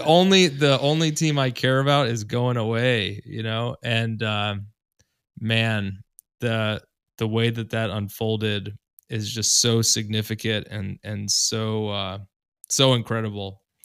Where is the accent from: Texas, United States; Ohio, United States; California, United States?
Ohio, United States; Columbus; I grew up in Columbus